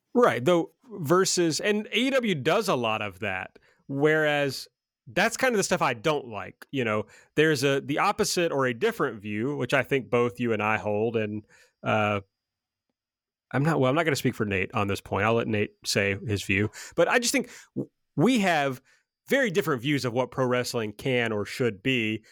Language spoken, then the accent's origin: English; the South, United States; I'm from the South